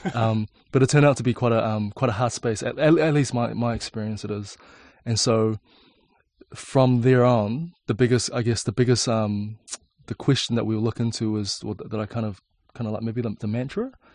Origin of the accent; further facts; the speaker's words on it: Auckland, New Zealand; born or raised there; also born or lived in China